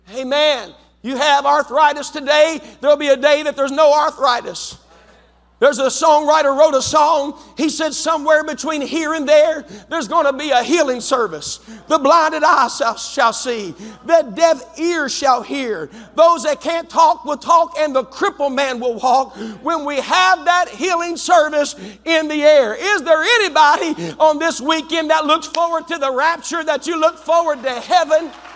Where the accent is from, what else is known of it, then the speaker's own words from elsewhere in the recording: West Virginia, United States; moved away as an adult; also born or lived in London, West Virginia; now in Zanesville, United States; I'm from West Virginia